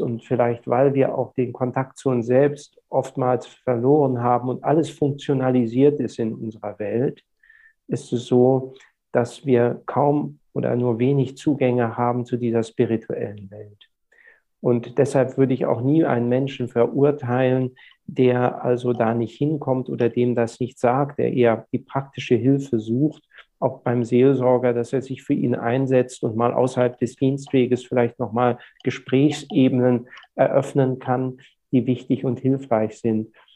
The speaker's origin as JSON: {"language": "German", "country": "Germany", "tie": "born or raised there", "moved": "yes", "lives_now": "Lübeck, Germany", "said": "in meiner Heimat, dem Weserbergland, wo ich auch dann meine freie Zeit sehr oft verbringe, wenn ich nicht in Lübeck bin"}